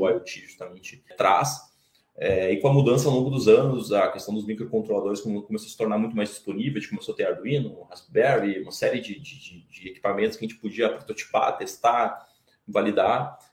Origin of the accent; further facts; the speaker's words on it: Novo Hamburgo, Rio Grande do Sul, Brazil; a gente vem de Novo Hamburgo